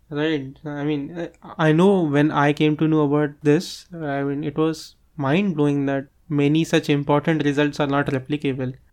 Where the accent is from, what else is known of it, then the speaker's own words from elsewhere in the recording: Mumbai, Maharashtra, India; moved away as an adult; now in Nagpur, India; I always return to Mumbai, which is my hometown